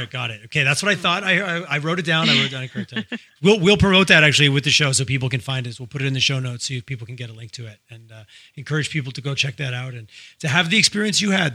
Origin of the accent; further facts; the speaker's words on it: Montreal, Quebec, Canada; also born or lived in Toronto; now in Calgary, Canada; I grew up I grew up in Montreal and I spent lots of time in Toronto